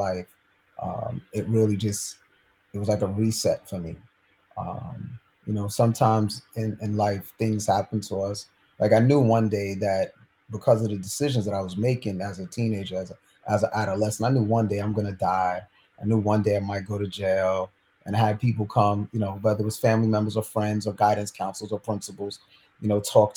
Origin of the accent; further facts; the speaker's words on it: New York City, New York, United States; I grew up in New York City